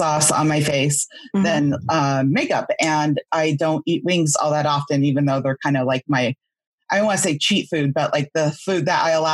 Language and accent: English; West Coast, United States; I grew up on the West Coast